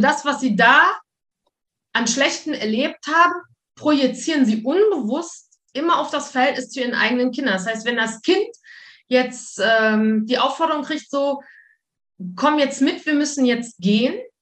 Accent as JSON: {"language": "German", "town": "Wuppertal", "region": "North Rhine-Westphalia", "country": "Germany", "tie": "born or raised there", "also_born_or_lived": "Mallorca / Spain", "moved": "as an adult", "lives_now": "Luxembourg", "said": "Also ich komme aus Wuppertal gebürtig."}